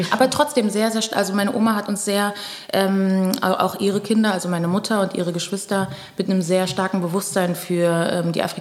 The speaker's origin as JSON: {"language": "German", "region": "Pernambuco", "country": "Brazil", "said": "ja, ich bin Brasilianerin, mhm. weil Brasilien ist das fünftgrößte Land der Welt. Also ich könnte gerade sagen, okay, Pernambucana vielleicht"}